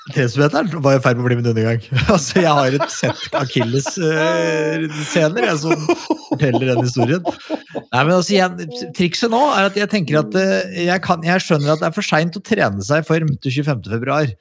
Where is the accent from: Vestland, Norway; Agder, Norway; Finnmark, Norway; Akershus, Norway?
Akershus, Norway; Skedsmokorset; Jeg vokste opp på Skedsmokorset